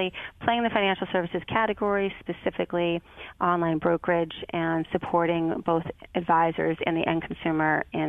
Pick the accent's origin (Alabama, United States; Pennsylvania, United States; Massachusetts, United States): Massachusetts, United States; Boston; and then back home to my hometown of Boston, where I worked at Hill Holliday and Digitas.